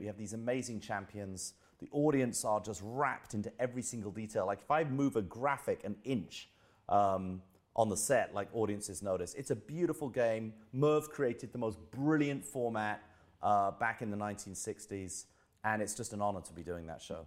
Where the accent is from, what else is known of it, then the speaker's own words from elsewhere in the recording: London, United Kingdom; also born or lived in Bromley; I'm from Southeast London. I'm from the London borough of Greenwich. Um, moved out to Bromley, which is about three miles out, uh, when I was about fifteen years old